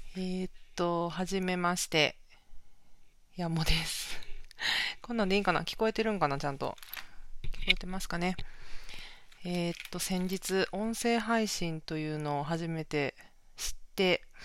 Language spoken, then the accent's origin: Japanese; Kansai, Japan; accent: Kansai dialect; now in Tokyo, Japan; 関西弁も出ちゃってるんですけど、関西出身で、今東京に住んでる